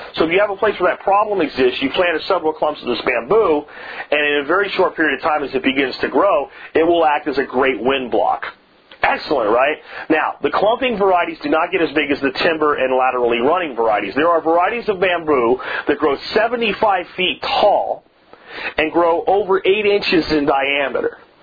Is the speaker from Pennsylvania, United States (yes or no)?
yes; Pennsylvania, United States; my family was very good friends with growing up in Pennsylvania